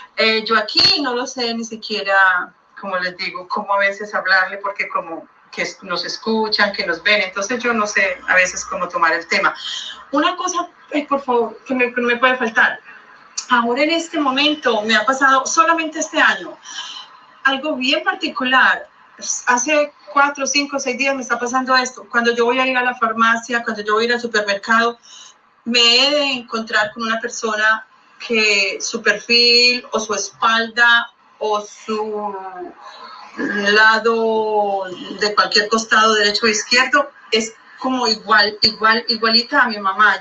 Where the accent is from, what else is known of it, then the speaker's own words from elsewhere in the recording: Colombia; now in Miami, United States; yo soy colombiana